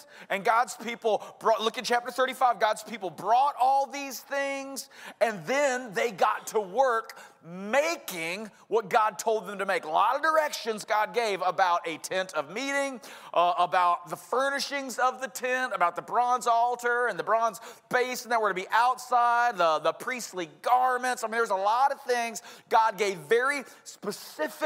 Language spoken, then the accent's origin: English; Georgia, United States; accent: Georgia; my Georgia accent